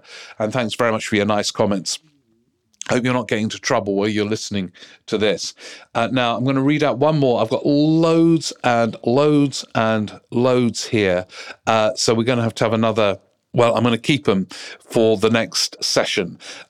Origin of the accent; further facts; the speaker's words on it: Austria; English is a second language; now in United Kingdom; I moved to Britain in 1996. So it's been a while and quite a few elections and political dramas. I'm from Austria, which doesn't allow dual citizenship.